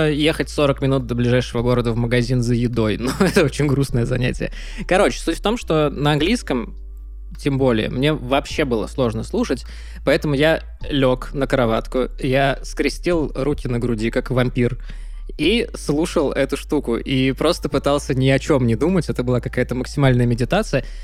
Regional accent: United States; Так в том-то и дело, что я американец

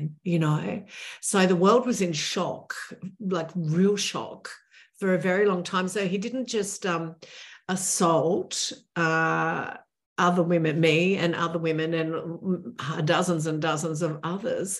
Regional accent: Australia; I'm the Australian television makeup artist who helped put Rolf Harris in jail.

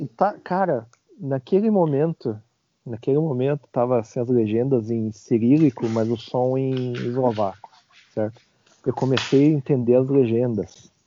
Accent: Brazil; moved away; sou brasileiro

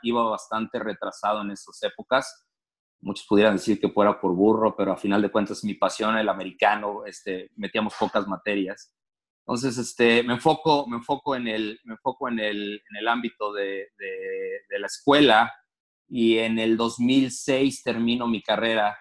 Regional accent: Torreón, Coahuila, Mexico; moved away as an adult; also born or lived in Mexico City, Mexico; now in Toledo, United States; soy originario de la Ciudad de México, ah, muy pequeño, muy, chavito. Me moví a, Torreón, fue en el 89.

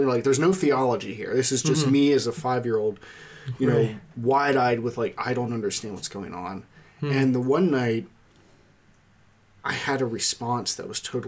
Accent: Lititz, Pennsylvania, United States; I grew up in Lancaster, a little town called Lititz

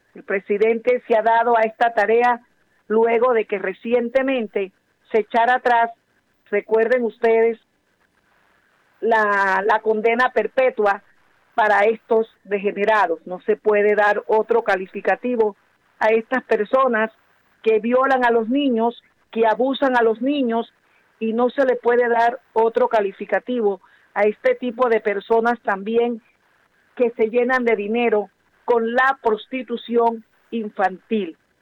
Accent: La Guajira, Colombia; mi querida hermosa tierra, La Guajira

